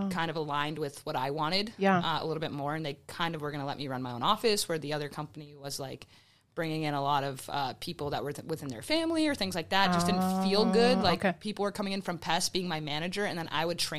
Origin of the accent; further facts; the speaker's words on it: Cape Cod, Massachusetts, United States; also born or lived in Colorado; I'm from the Cape, so I used to just work really hard on Cape Beach